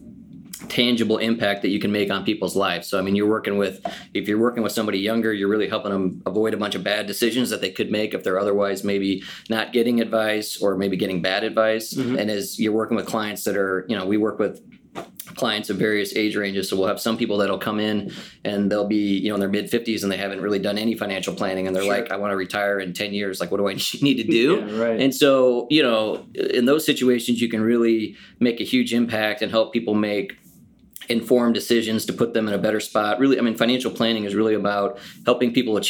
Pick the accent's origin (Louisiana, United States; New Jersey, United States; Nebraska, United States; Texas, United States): Nebraska, United States; Omaha; I'm born and raised in Omaha, so I've been here most of my life.